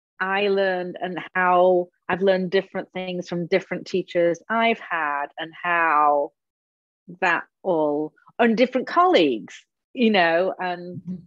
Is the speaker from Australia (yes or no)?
no; England, United Kingdom; Problem, even though I am English.